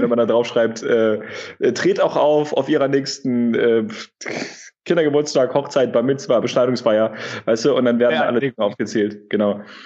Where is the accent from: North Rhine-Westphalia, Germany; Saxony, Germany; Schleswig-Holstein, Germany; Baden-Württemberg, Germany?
North Rhine-Westphalia, Germany; Wuppertal; also born or lived in Hamburg; now in Berlin, Germany; ich komme gebürtig aus Wuppertal aus der Ecke, habe ähm, da einen Großteil meiner Kindheit verbracht